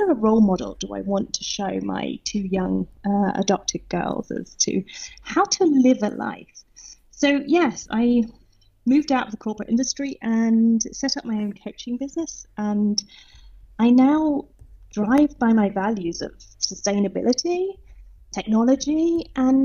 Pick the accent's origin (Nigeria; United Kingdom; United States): United Kingdom; south coast of England; moved away as an adult; now in Potsdam, Germany; I think you can probably tell that I'm British. So I grew up on the south coast of England and moved out to Germany in 2006